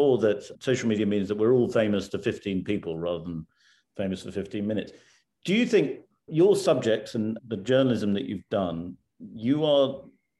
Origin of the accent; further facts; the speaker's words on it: United Kingdom; as a Brit